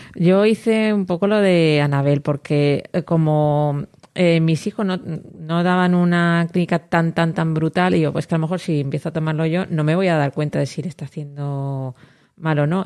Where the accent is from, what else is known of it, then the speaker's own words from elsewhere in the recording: Elche, Valencian Community, Spain; yo que soy